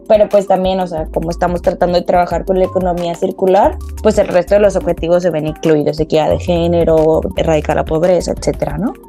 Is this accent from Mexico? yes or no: yes; Monterrey, Nuevo León, Mexico; moved away as an adult; now in Melbourne, Australia; soy originaria de Monterrey, Nuevo León